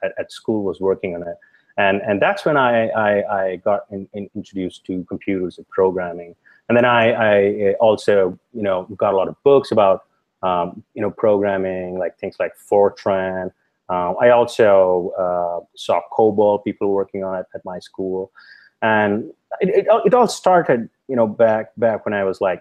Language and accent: English; India; moved away as an adult; I grew up in India